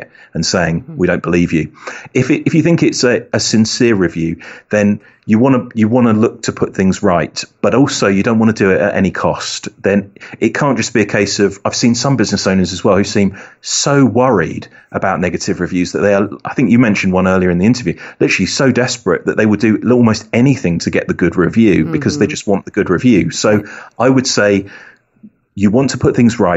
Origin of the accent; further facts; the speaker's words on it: United Kingdom; accent: British; my British accent